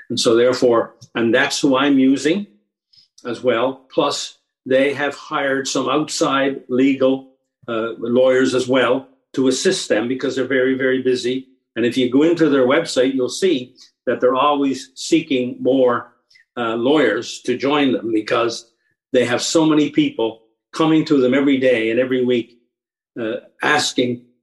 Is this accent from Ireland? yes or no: no; Canada; It makes it and impedes and restricts my right as a Canadian to travel across my country